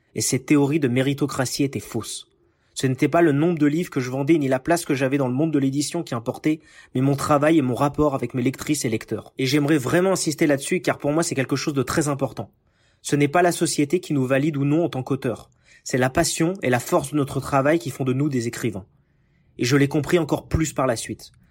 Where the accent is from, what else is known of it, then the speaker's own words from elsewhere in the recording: Paris region, Île-de-France, France; moved away as an adult; now in United States; Je suis né en France, en région parisienne